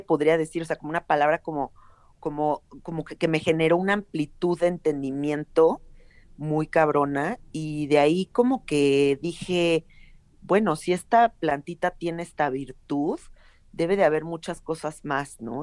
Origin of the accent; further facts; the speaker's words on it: Mexico City, Mexico; yo nací en la Ciudad de México y toda mi vida he vivido acá.